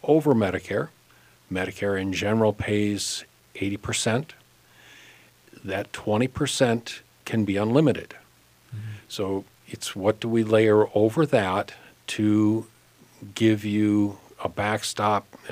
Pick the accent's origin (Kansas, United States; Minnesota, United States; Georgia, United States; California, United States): Minnesota, United States; Hopkins; I grew up in Hopkins and left Minnesota for a few years on my big adventure and wound up back